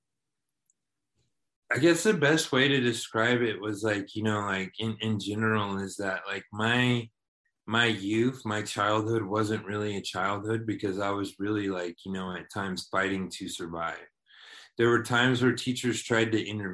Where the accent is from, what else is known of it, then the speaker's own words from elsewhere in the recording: Waco, Texas, United States; growing up, I grew up in Waco, Texas